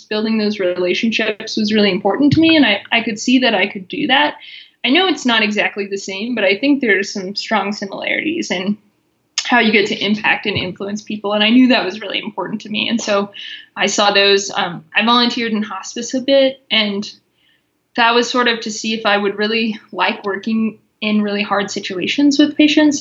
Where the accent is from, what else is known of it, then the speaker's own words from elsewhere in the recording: Missouri, United States; moved away as an adult; now in Colorado, United States; I grew up in Missouri, and then I've been out in Colorado for six years.